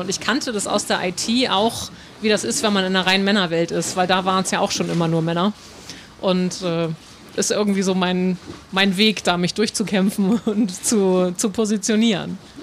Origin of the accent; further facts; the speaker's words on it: North Frisia, Schleswig-Holstein, Germany; ich bin in Nordfriesland groß geworden